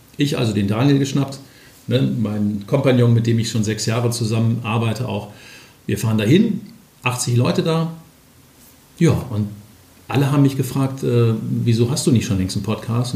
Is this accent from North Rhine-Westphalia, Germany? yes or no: yes; Ruhr area, North Rhine-Westphalia, Germany; moved away as an adult; now in Hamburg, Germany; ich komme ja aus dem Ruhrgebiet